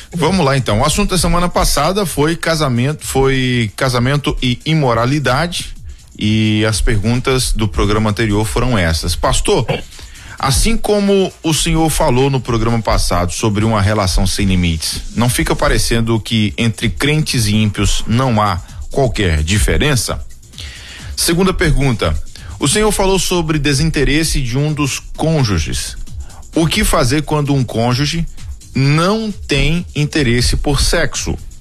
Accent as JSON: {"language": "Portuguese", "town": "Itarantim", "region": "Bahia", "country": "Brazil", "tie": "born or raised there", "said": "Na minha cidade é, de origem, Itarantim"}